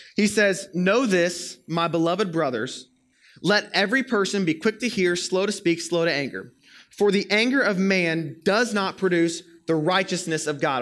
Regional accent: Florida, United States; moved away; I'm from Florida, as I've told y'all many times before, and over summers when I was in high school in Florida

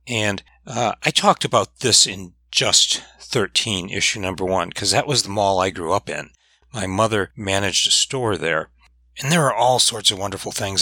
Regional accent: Michigan, United States; I'm from Michigan

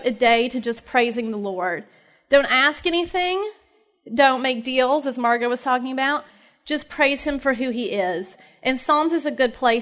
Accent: Knoxville, Tennessee, United States; I'm also from Tennessee, from Knoxville

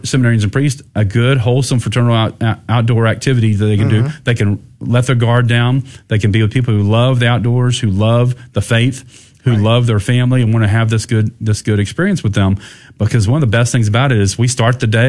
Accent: Goliad, Texas, United States; now in San Antonio, United States; I live in San Antonio, not in my hometown of Goliad, where I could go to the ranch every day.

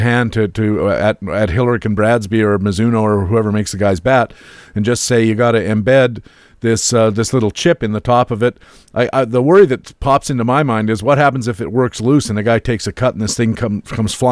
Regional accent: Waterloo, Ontario, Canada; the University of Waterloo, not only my home country, my hometown, that's where I live

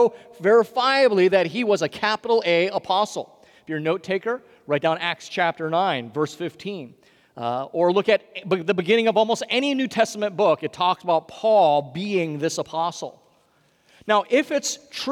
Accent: Hawaii, United States; moved away; my home state of Hawaii

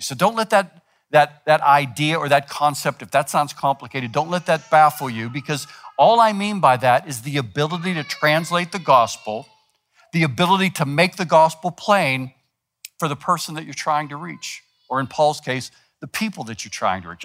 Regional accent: United States; we're American

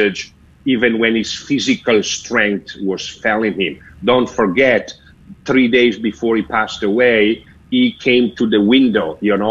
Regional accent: Sotto il Monte, Lombardy, Italy; first language Italian; English is a second language; moved away as an adult; also born or lived in Rome, Italy; I am the only Swiss guard till today that I was born abroad and raised abroad. So being born in Bergamo, just outside of Milano, being Italiano, my mother tongue language

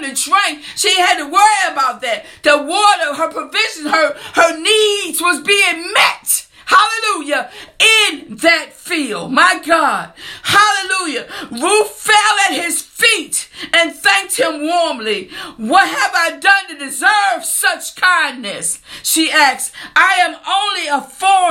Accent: New Kent County, Virginia, United States; I'm from New Kent County

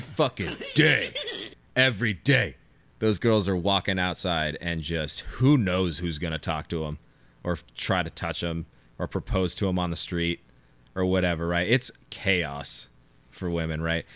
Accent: California, United States; I'm just from California. Like, it's just my vernacular

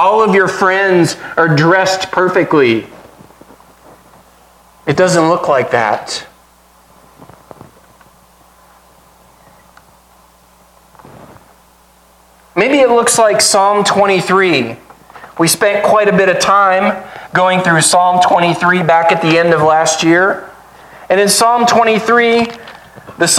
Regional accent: United States; as an American

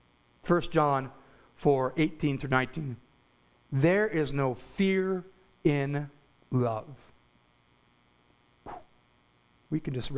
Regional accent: United States; As Christian American Christians

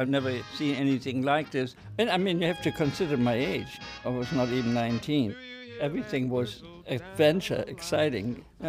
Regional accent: Kiel, Schleswig-Holstein, Germany; moved away as an adult; I was born in Kiel, Germany in 1924.

